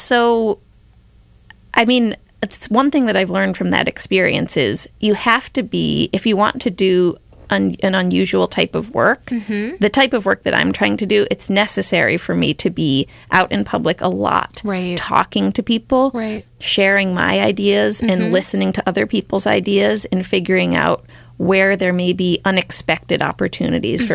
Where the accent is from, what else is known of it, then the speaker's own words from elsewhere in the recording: Pittsfield, Massachusetts, United States; doing my thesis project about my hometown